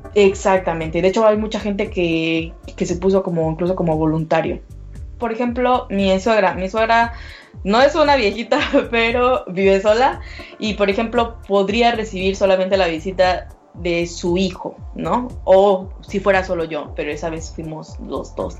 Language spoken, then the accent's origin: Spanish; Mexico; moved away as an adult; now in Berlin, Germany; soy mexicana antes que nada, eh, y, pero vivo actualmente en Berlín